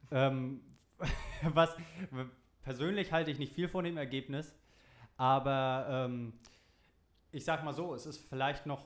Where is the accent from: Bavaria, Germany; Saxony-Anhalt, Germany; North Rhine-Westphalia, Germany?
Saxony-Anhalt, Germany; ich bin aus Sachsen-Anhalt, da kenne ich mich aus.